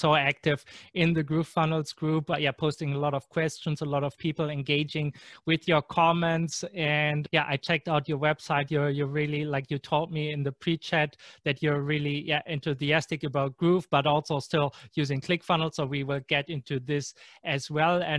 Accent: Germany; English is a second language; I'm from Germany

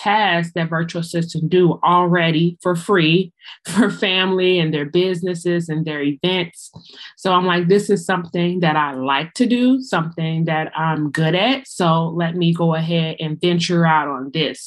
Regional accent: Chicago, Illinois, United States; I am from the Windy City, Chicago.

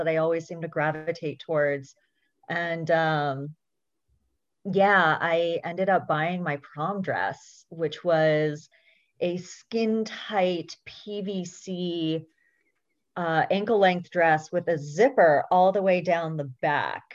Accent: Berkeley, California, United States; born and raised in Berkeley, California

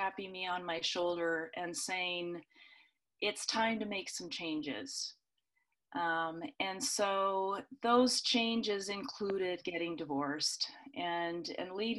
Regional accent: the Northwest, Pacific Northwest, United States; now in Boise, United States; I grew up in the Northwest

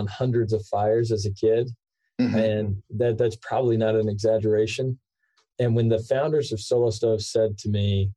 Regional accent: Austin, Texas, United States; also born or lived in Provo, Utah; I grew up outside of Austin, Texas. I actually grew up on a 50-acre ranch.

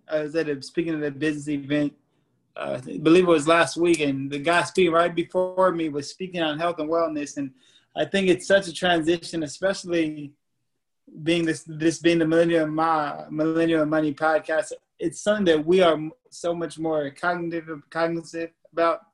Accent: Bay Area, California, United States; also born or lived in Sacramento; We grew up in the Bay Area, together.

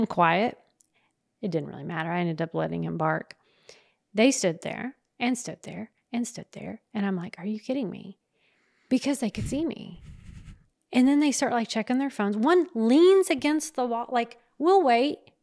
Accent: the South, United States; we're from the South

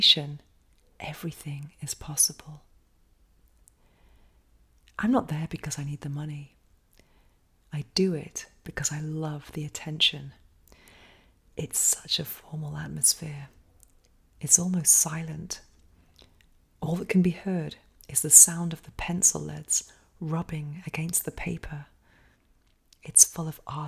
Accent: England, United Kingdom; now in Spain; growing up in England

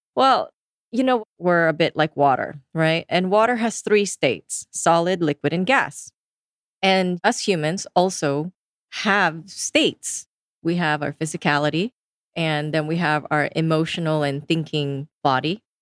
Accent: Philippines; I come from the Philippines, so pretty much the whole country is Catholic. And my family is all staunch Catholics. I sang in choirs growing up

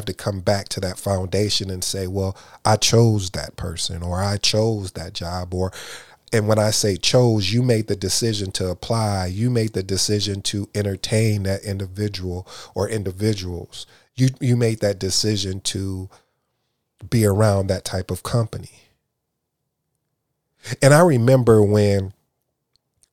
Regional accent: Jamaica; I'm Jamaican

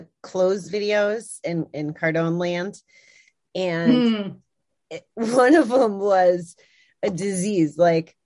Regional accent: Connecticut, United States; I'm from Connecticut

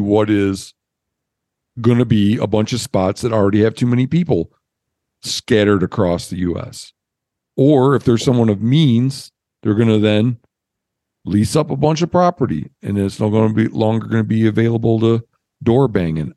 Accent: Michigan, United States; where I grew up in Michigan, we used to fishing places for steelhead

